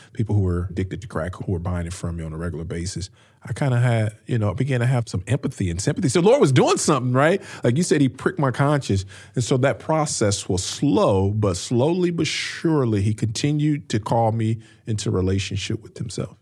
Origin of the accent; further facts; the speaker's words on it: Peoria, Illinois, United States; now in St. Louis, United States; I grew up in Peoria, Illinois, which is about three hours north of Saint Louis, where we live now